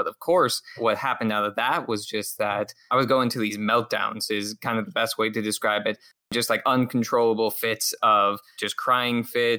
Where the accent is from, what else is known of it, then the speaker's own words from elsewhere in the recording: Phoenix, Arizona, United States; also born or lived in Washington State; I grew up in the Phoenix area of Arizona. So I am originally from Washington State, but I moved down here to the Valley when I was about 5 years old.